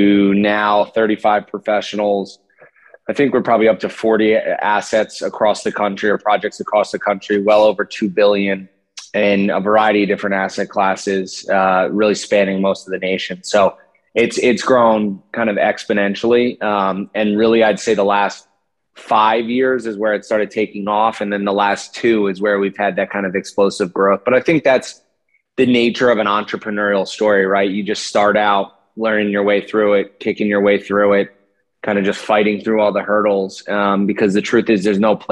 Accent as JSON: {"language": "English", "town": "Glen Ridge", "region": "New Jersey", "country": "United States", "tie": "born or raised there", "said": "I grew up in New Jersey in Glen Ridge with my parents and my younger brother"}